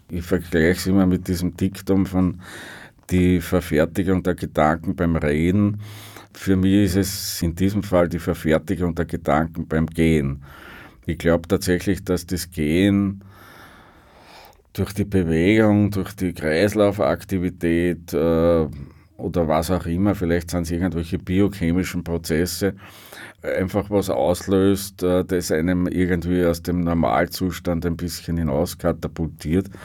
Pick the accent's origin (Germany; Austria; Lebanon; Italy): Austria; Upper Austria; weil ich gesagt habe, für mich ist äh, als Oberösterreicher ist Wien so ein bisschen wie damals Westberlin.